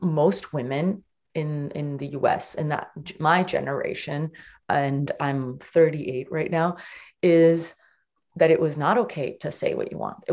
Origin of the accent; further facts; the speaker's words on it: Portugal; I was born in Portugal